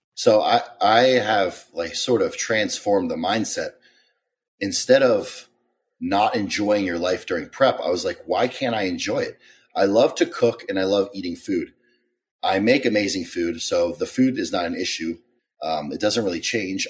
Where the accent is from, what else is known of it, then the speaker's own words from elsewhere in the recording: Maryland, United States; I am from, uh, Maryland. I had an interesting childhood.